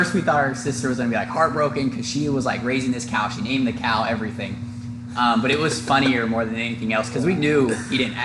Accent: Darke County, Ohio, United States; originally from Dark County, Ohio. I grew up on a farm out in kind of the middle of nowhere

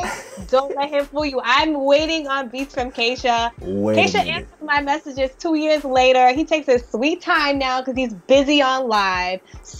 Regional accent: Boston, Massachusetts, United States; I was born in Boston, so I'm Haitian American.

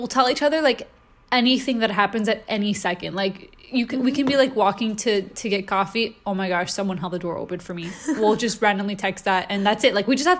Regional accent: Montreal, Quebec, Canada; So I'm from Montreal, Canada. That's where I was born.

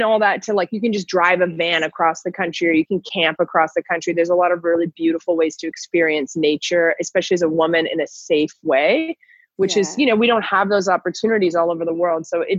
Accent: Toronto, Ontario, Canada; moved away as an adult; also born or lived in Newfoundland / Guatemala / Nicaragua; now in Mexico; I was born in Newfoundland in the Far East where the Titanic went down. Wow. My hometown is Toronto. I've lived all over Canada, but I lived there the most.

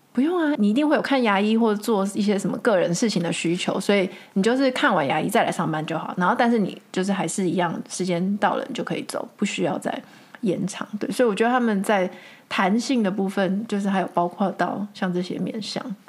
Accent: Taiwan; now in Netherlands; 对我们台湾人而言是比较陌生一点点的

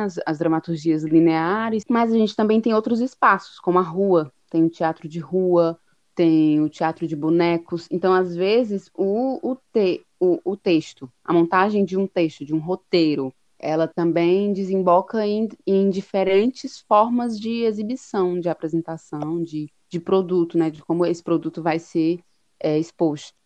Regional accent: Fortaleza, Ceará, Brazil; a gente é de Fortaleza, Ceará

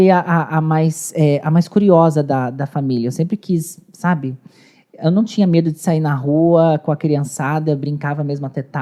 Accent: São Paulo, Brazil; Sou paulista.

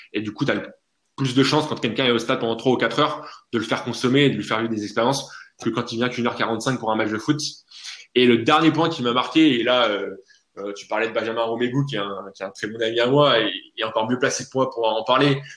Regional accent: France; en tant que bon français

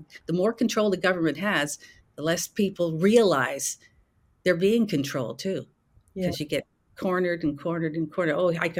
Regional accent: Canada; as a Canadian.

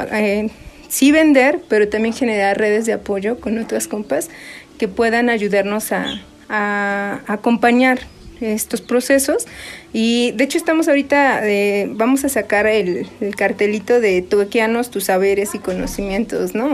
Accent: Sierra Mixteca, Puebla, Mexico; now in Milpa Alta, Mexico; nosotras no somos originarias de Milpalta, nosotras ya tenemos aquí 20 años radicando. Nosotras somos de la Sierra Mixteca de Puebla.

